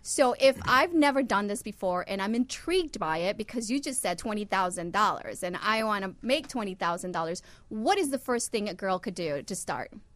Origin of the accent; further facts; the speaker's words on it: Honduras; I'm from Honduras